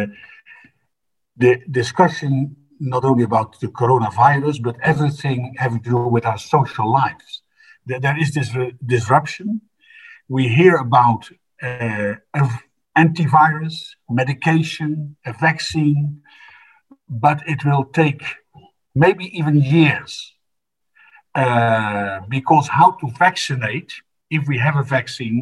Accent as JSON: {"language": "English", "country": "Netherlands", "said": "I come from the Netherlands, and I can say that we are an old established democracy"}